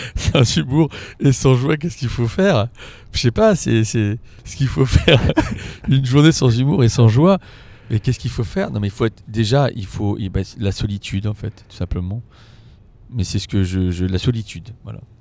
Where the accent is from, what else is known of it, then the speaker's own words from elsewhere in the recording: Paris, Île-de-France, France; je suis parisien